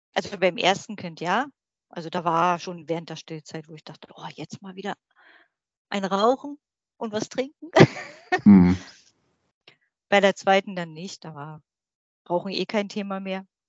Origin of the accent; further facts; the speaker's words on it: Berlin, Germany; moved away as an adult; now in Brandenburg, Germany; ich bin 46 Jahre alt, in Berlin groß geworden, wohne jetzt im schönen Brandenburg